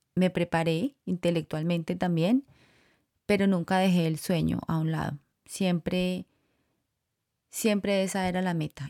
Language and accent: Spanish; Colombia; moved away as an adult; also born or lived in Costa Rica; now in United States; Los dos somos colombianos y salimos de Colombia para Costa Rica.